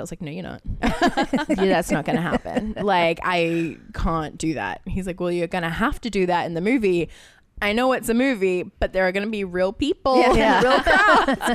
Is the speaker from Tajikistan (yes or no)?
no; Australia; moved away; I grew up in Australia